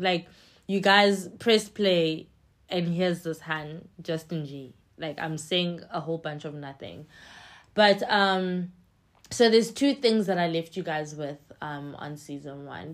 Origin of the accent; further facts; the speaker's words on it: East London, Eastern Cape, South Africa; English is a second language; now in Johannesburg, South Africa; in East London, where I'm from